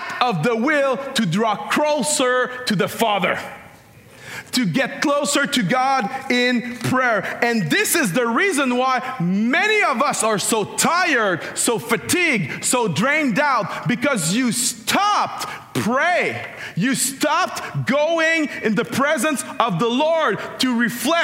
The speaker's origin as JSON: {"language": "English", "country": "Canada", "said": "I'm Canadian"}